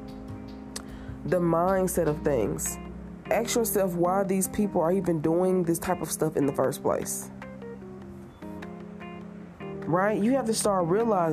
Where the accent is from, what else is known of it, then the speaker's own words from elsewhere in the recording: Tennessee, United States; I'm from Tennessee.